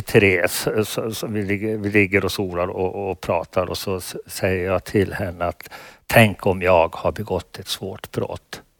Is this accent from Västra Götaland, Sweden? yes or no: no; Falun, Dalarna County, Sweden; i Falun, min hemstad